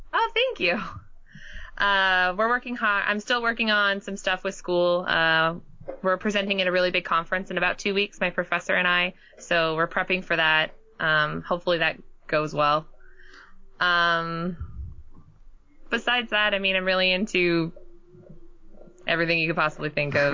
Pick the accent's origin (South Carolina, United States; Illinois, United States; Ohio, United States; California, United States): California, United States; Southern; moved away as an adult; also born or lived in Hartford, Connecticut; I was born and raised in Southern California